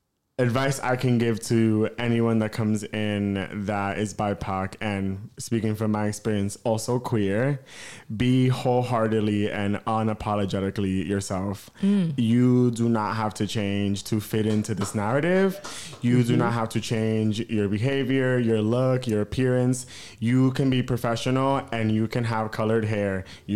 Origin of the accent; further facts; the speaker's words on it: East Coast, United States; Another layer, all three of us, Candace and Kyle, we're all from the East Coast.